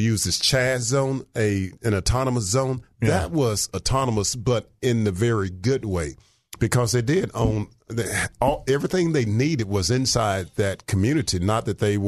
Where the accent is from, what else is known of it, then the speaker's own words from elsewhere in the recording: Riceville, United States; I can remember growing up in Riceville, in that area down there